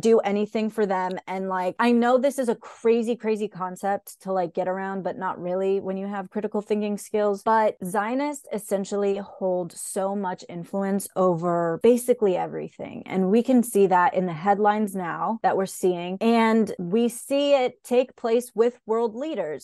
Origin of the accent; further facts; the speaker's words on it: Raleigh, North Carolina, United States; I was born and bred in Raleigh, North Carolina. So I was born in Raleigh, raised in Raleigh